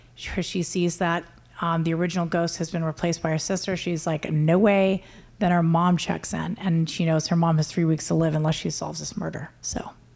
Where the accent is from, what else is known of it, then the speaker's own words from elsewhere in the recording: United States; I'm Native American.